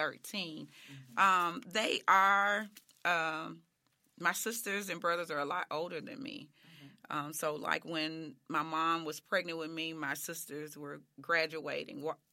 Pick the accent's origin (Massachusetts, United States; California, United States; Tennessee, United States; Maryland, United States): Tennessee, United States; Memphis; I'm from Whitehaven. That's where I was born and raised, and that's where I spent a lot of my time.